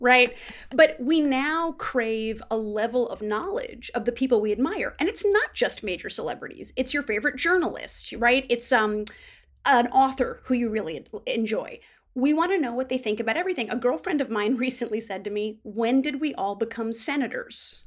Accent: Midwest, United States; as a Midwesterner

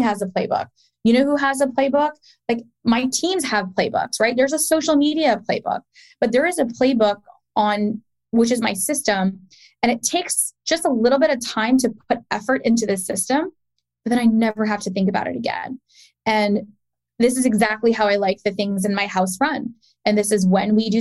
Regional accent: Pakistan; I'm Pakistani

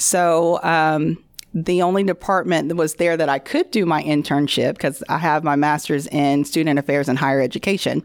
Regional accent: Bossier City, Louisiana, United States; I am from Bossier

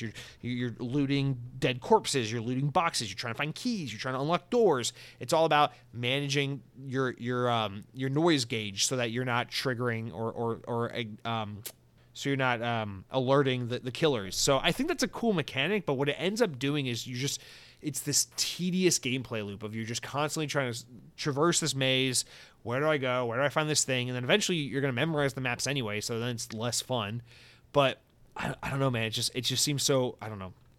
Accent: United States; being an American

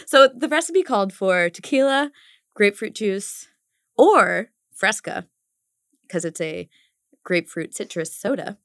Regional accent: Arlington, Virginia, United States; moved away; I'm from Arlington

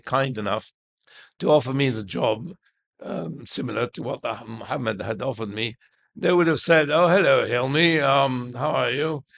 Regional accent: Cairo, Cairo Governorate, Egypt; I was born in Heliopolis in, in our house.

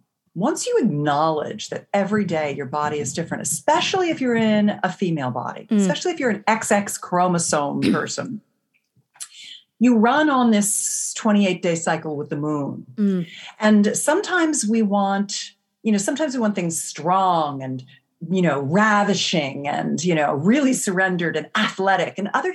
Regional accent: California, United States; I come from the Silicon Valley of California

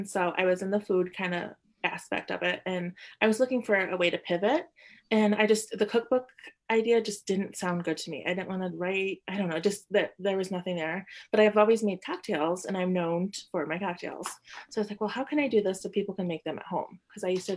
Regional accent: Lansing, Michigan, United States; also born or lived in Madison, Wisconsin; now in Grand Rapids, United States; I grew up in the Lansing area

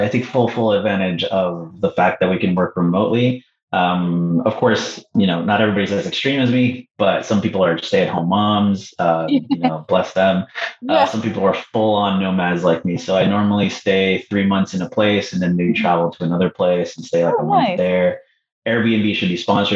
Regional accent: Canada; also born or lived in Peru; Canadian, but I was born in Peru

